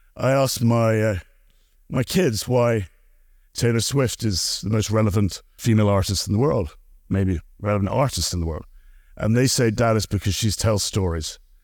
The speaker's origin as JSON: {"language": "English", "town": "Glasgow", "region": "Scotland", "country": "United Kingdom", "said": "I'm from Glasgow in Scotland"}